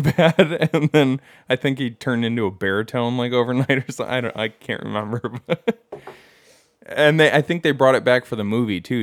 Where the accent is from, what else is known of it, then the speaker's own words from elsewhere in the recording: Bad Axe, Michigan, United States; moved away; I'm from Bad Axe.